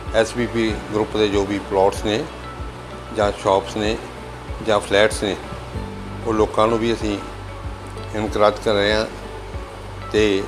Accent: Bathinda, Punjab, India; resident of Bathinda

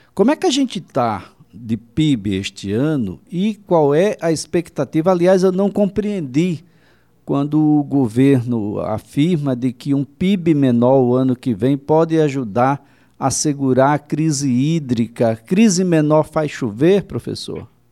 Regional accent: Northeast Brazil, Brazil; a gente é nordestino, quer dizer, eu, pelo menos, nordestino

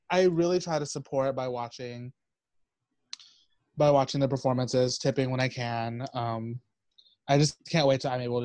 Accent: Fort Stockton, Texas, United States; moved away as an adult; also born or lived in Big Spring, Texas; now in Boston, United States; I am from a beautiful desert town called Fort Stockton, roughly a population of 10 people, including myself. Very tiny town.

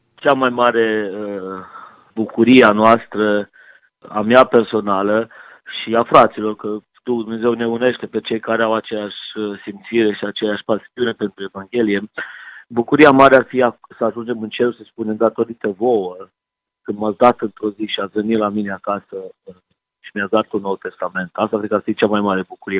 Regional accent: Timișoara, Timiș County, Romania; eu vin din Timișoara, vin din Banat, aici în Dobrogea

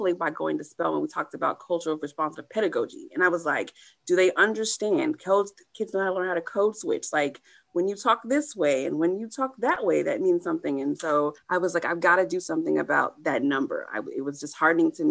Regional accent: Texas, United States; moved away as an adult; also born or lived in Atlanta, Georgia; I was the only friend of mine that left Texas

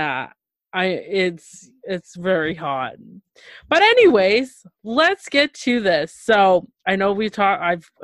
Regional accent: Toronto, Ontario, Canada; I'm from Toronto, Canada.

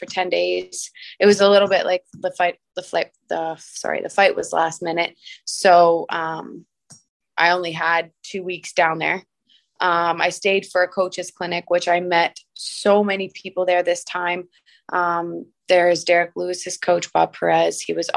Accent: Windsor, Ontario, Canada; I actually grew up in South Windsor. I went to St. Gabriel Grade School and Holy Names High School

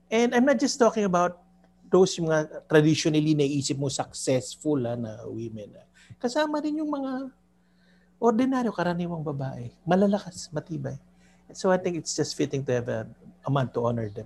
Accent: Manila, Metro Manila, Philippines; laking Maynila ako.

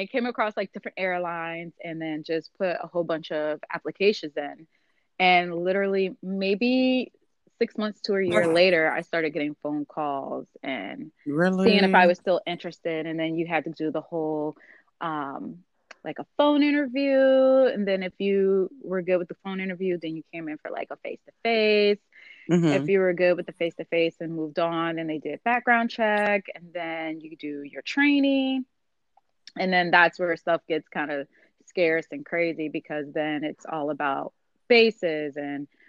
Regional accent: Chicago, Illinois, United States; now in Cincinnati, United States; originally from Chicago as well, but currently living in Cincinnati

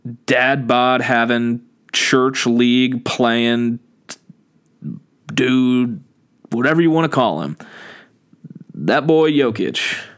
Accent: Portland, Oregon, United States; I was born in Portland.

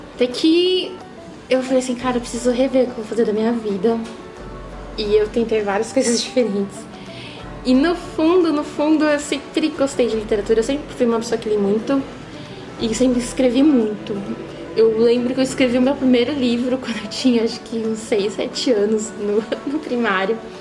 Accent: Osasco, São Paulo, Brazil; moved away as an adult; now in Sorocaba, Brazil; Eu sou de Osasco.

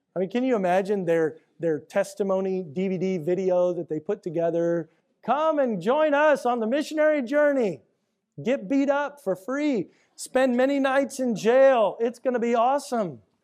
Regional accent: Houston, Texas, United States; I grew up here in Houston in the 80s and 90s

